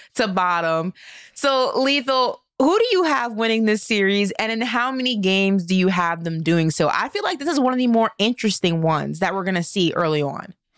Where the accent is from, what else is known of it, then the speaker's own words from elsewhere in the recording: New York City, New York, United States; my hometown of Brooklyn, New York